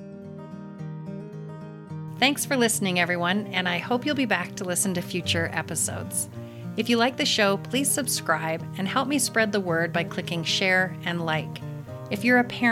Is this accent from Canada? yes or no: yes; Canada; moved away; I'm originally from Canada, and so we like to go back every summer